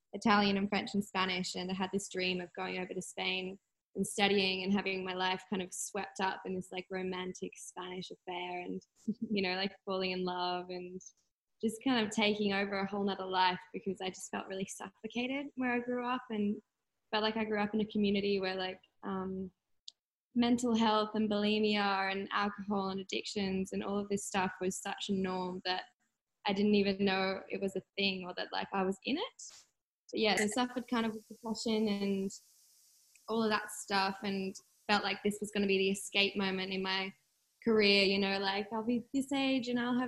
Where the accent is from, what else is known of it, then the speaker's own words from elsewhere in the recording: Sydney, New South Wales, Australia; I grew up on the Northern Beaches in Sydney.